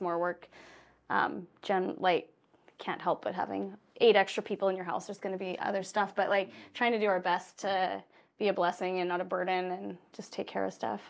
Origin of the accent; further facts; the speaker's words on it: Saskatchewan, Canada; I grew up in Saskatchewan. I grew up in the prairies